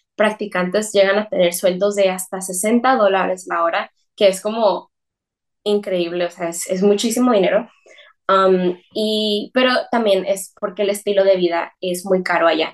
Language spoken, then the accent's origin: Spanish; Mexicali, Baja California, Mexico; also born or lived in San Francisco Bay Area, United States; yo soy mexicana